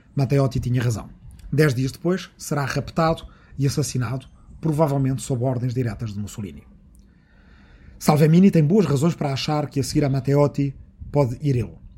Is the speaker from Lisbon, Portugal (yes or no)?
no; Arrifana, Santarém District, Portugal; na minha aldeia de Arrifana, no Ribatejo